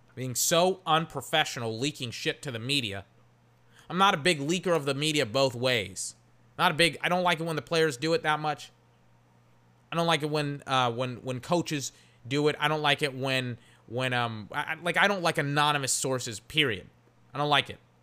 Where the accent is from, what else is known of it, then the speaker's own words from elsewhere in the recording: Georgetown, Texas, United States; moved away; I'm from Georgetown, Texas, and there's like a Little Caesars that came there, like, in some of my final years in high school